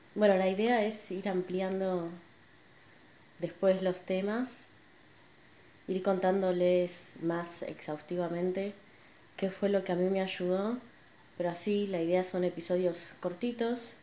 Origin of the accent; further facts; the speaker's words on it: Buenos Aires, Argentina; nací y crecí acá en Buenos Aires